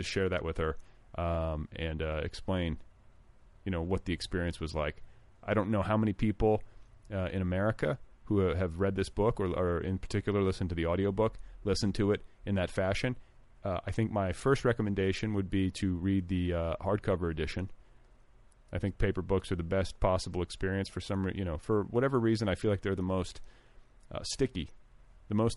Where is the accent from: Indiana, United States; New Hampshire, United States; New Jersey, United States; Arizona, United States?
Indiana, United States; moved away; also born or lived in Wisconsin; I'm from the Midwest. I'm from Wisconsin and Indiana. Indiana in particular, with its sort of southern bent.